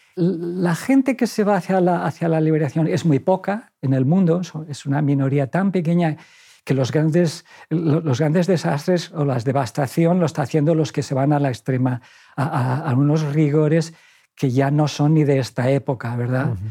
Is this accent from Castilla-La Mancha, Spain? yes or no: no; Valencian Community, Spain; moved away; yo soy, soy muy valenciano